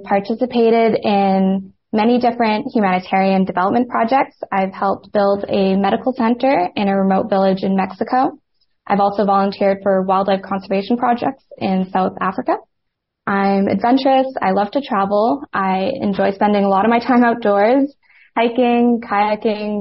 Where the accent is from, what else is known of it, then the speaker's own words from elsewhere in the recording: Montreal, Quebec, Canada; I'm 23 years old, born and raised in Montreal.